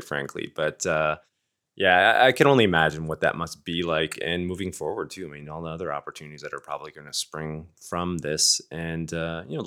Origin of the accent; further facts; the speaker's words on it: Canada; being Canadian, I myself Canadian too